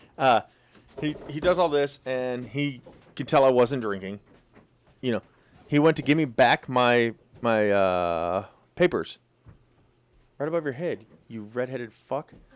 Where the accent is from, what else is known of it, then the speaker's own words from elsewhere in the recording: Twin Falls, Idaho, United States; also born or lived in Moscow, Idaho; When I moved from Moscow back home to, to Twin Falls area